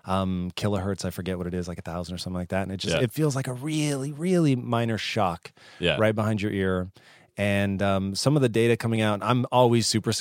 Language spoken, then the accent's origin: English; Tacoma, Washington, United States; Tacoma, Washington.